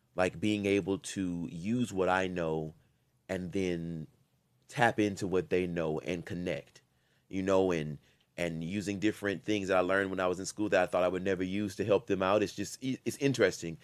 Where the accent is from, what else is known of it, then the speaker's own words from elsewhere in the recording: Louisiana, United States; I'm from Louisiana